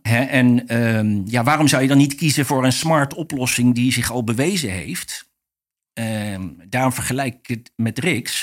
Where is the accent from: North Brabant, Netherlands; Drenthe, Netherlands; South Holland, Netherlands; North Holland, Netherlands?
South Holland, Netherlands; The Hague; also born or lived in Rotterdam / Scheveningen; ik ben opgegroeid in Den Haag